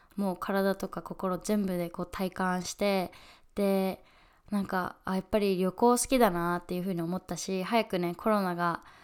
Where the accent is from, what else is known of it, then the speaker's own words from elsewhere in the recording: Fukuoka, Japan; moved away as an adult; also born or lived in United States / New York; 私は今福岡地元の福岡に住んでて